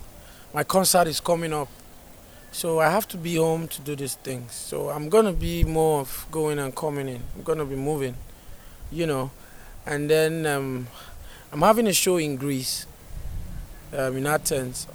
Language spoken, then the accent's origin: English; Nigeria; moved away as an adult; now in United States; I'm from Nigeria, I'm an Afrobeat artist